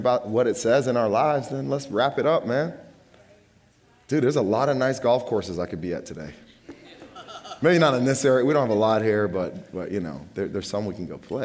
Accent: United States

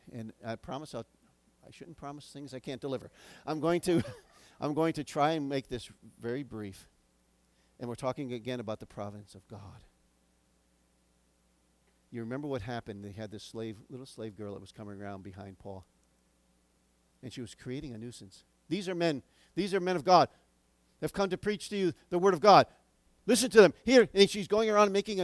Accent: United States; as American citizens

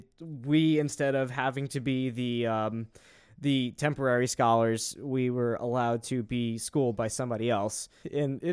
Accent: United States

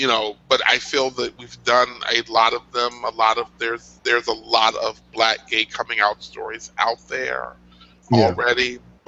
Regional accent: Chicago, Illinois, United States; I want to see that mostly for the shots of Chicago. Yeah? Yeah. That's my hometown.

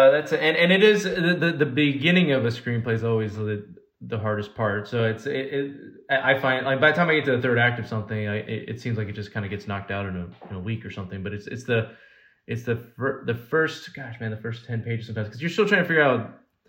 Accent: Alaska, United States; also born or lived in California; Well, I was born in California originally, because my parents were born in Cuba, so they moved to California, and then I was born in California, and then I was a month old. We moved to Alaska, and so I spent the first 6 years of my life in Alaska.

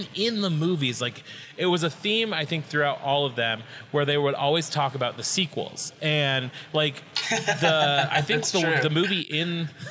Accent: Colorado, United States; my main theater growing up in Colorado for like ever.

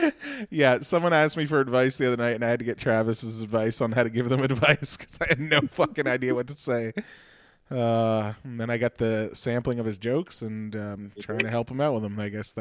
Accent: Halifax, Nova Scotia, Canada; I'm from Halifax.

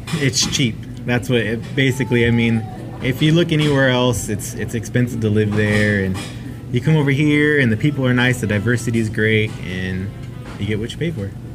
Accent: Manteca, California, United States; now in Stockton, United States; originally, I'm from Manteca

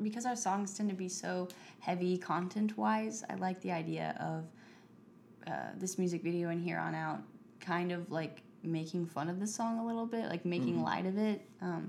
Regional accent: Oklahoma, United States; But I'm an American and I'm from Oklahoma

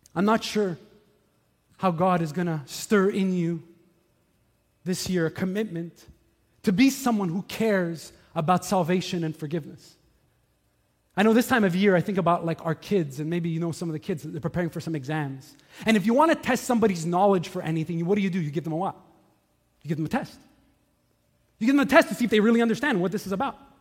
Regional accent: Montreal, Quebec, Canada; When I was young, I grew up here in Montreal

